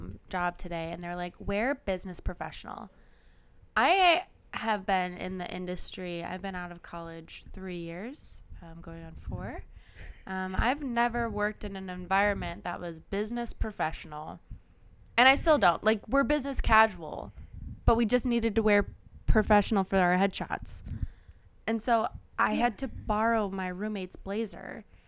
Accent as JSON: {"language": "English", "region": "Minnesota", "country": "United States", "tie": "born or raised there", "said": "To my hometown in Minnesota, and I am underdressed."}